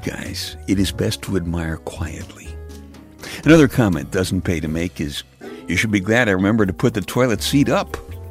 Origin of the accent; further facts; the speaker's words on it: Brooklyn, New York, United States; now in Pennsylvania, United States; My brother Jeff and I grew up in Brooklyn